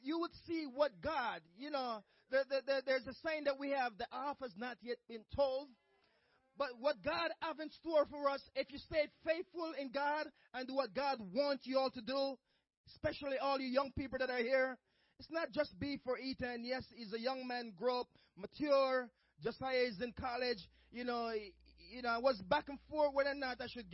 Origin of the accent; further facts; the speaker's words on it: Jamaica; moved away; as a child growing up in Jamaica back in the days